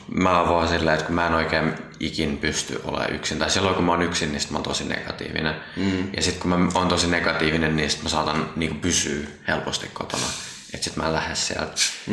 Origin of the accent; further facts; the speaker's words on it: Vantaa, Uusimaa, Finland; also born or lived in Tapulikaupunki, Helsinki; mä tuun Vantaan Tiksistä